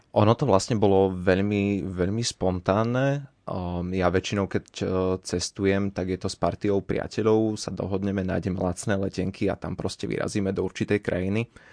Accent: Martin, Žilina Region, Slovakia; moved away as an adult; also born or lived in Rakovo; now in Banská Bystrica, Slovakia; Pochádzam z Martina, ale študujem momentálne tu v Banskej Bystrici

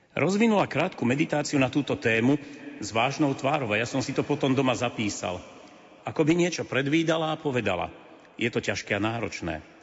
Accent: Považie, Slovakia; môjho rodného kraja

